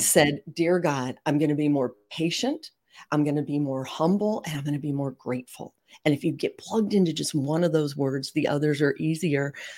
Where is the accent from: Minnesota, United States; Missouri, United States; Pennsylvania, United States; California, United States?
Missouri, United States; St. Louis; we bo-, grew up in Saint Louis. We're both in Saint Louis now.